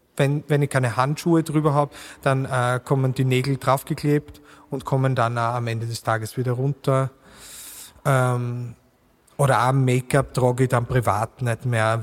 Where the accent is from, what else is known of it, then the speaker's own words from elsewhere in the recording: Burgenland, Austria; accent: Burgenland dialect; now in Vienna, Austria; mit meinem burgenländischen Dialekt